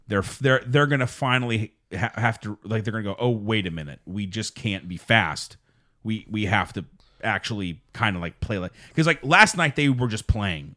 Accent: Pittsburgh, Pennsylvania, United States; also born or lived in Wisconsin; I am from Pittsburgh

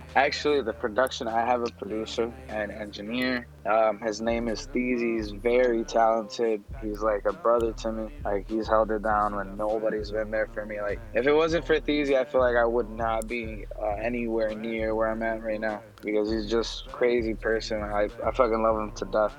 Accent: Puerto Rico; moved away as an adult; also born or lived in Chicago, Illinois; now in Illinois, United States; I'm actually from Puerto Rico. Yeah. So I've been here for like max of like five, six years.

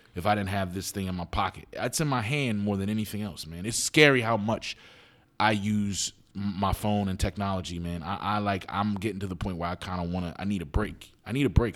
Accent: Philadelphia, Pennsylvania, United States; I grew up in West Philly

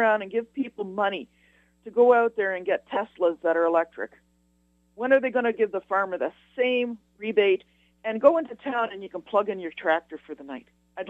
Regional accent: Canada; So start paying me as a Canadian.

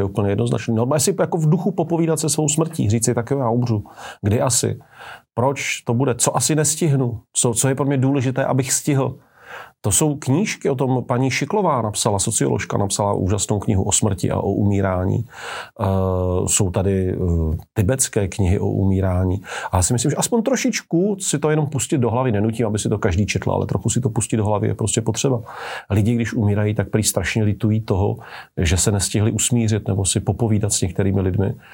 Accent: Czechia; my Češi

